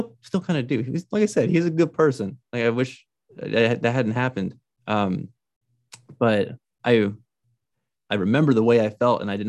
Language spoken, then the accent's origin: English; Albuquerque, New Mexico, United States; also born or lived in Farmington, New Mexico; I grew up in Albuquerque, New Mexico